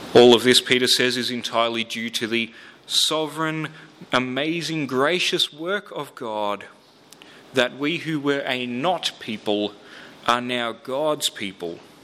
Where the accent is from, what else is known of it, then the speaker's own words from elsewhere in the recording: Melbourne, Victoria, Australia; I grew up in Melbourne.